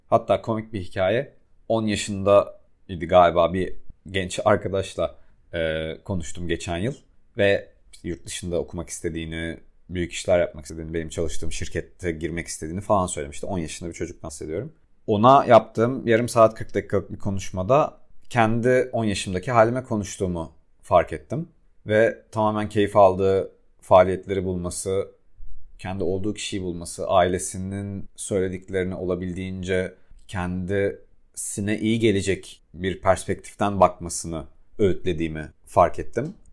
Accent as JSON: {"language": "Turkish", "region": "Adana", "country": "Turkey", "tie": "born or raised there", "also_born_or_lived": "Istanbul", "moved": "as an adult", "said": "büyüdüğüm şehirde ben Adanalıyım ve Adana'da büyüdüğüm çevrede"}